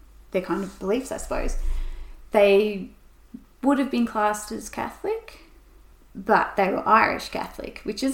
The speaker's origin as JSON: {"language": "English", "region": "Tasmania", "country": "Australia", "said": "We came out late, so I'm only fifth generation Tasmanian."}